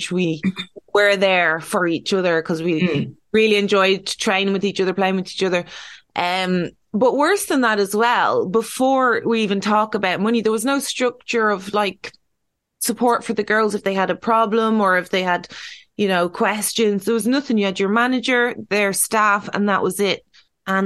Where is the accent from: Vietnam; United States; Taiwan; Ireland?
Ireland; we're Irish